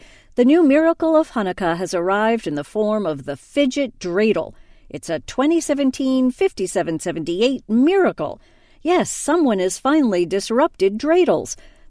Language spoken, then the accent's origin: English; New York City, New York, United States; moved away as an adult; now in Israel; I'm originally from New York. I grew up in New York and I'd been living in New York City for the past 7 years. And just last year, I moved to Israel.